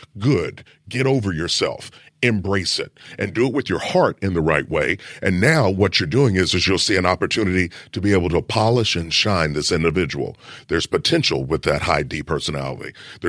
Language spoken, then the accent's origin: English; Kentucky, United States; I'm from Kentucky.